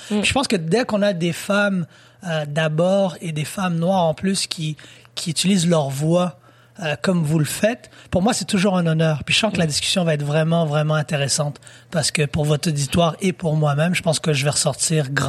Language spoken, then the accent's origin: French; Haiti; non, je suis haïtien et euh